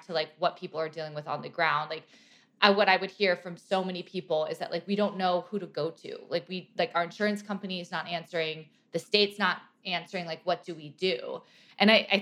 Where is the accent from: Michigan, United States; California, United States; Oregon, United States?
California, United States; I grew up in California too